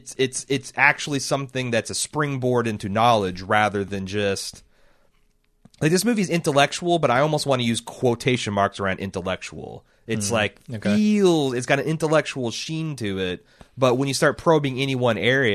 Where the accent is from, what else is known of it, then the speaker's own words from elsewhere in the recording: Indiana, United States; I grew up in Indiana.